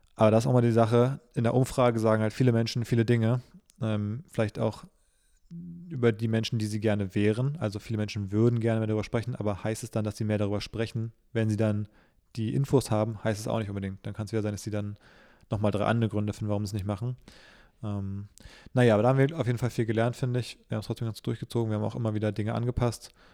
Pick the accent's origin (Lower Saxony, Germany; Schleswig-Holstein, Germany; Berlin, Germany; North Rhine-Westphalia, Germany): Berlin, Germany; ich bin ja gebürtiger Berliner, aber so richtig